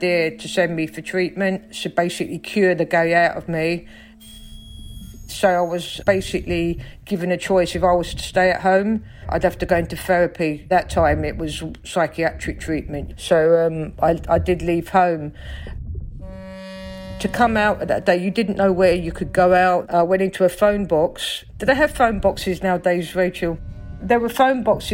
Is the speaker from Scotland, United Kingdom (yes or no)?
no; London, United Kingdom; accent: Cockney; I grew up in South London, in Stockwell, on a council estate